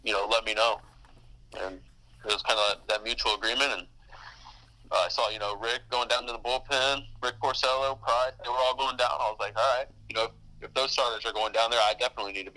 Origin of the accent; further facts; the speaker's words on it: Alvin, Texas, United States; growing up in Alvin